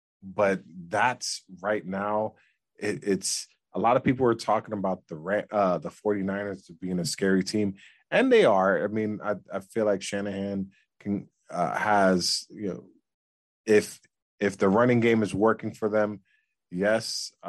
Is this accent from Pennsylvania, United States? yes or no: no; South Florida, United States; I am from South Florida